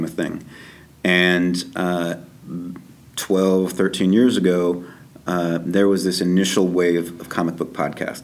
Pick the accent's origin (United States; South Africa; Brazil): United States; Kansas City, Missouri; moved away as an adult; now in Toronto, Canada; I'm from Kansas City